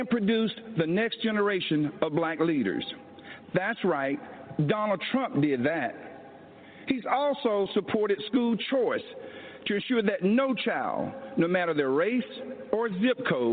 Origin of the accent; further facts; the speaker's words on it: Laurel Hill, North Carolina, United States; moved away as an adult; I grew up in the South, in Laurel Hill, North Carolina, Scotland County, the Green Pond community to be exact